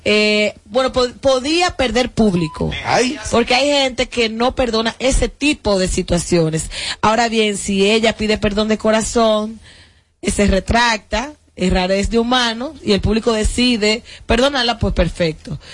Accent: Dominican Republic; como dominicanos

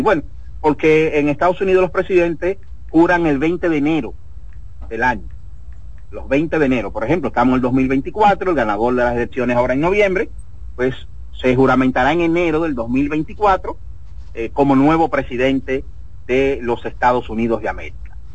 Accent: Dominican Republic; moved away; como inmigrante fuera de la República Dominicana

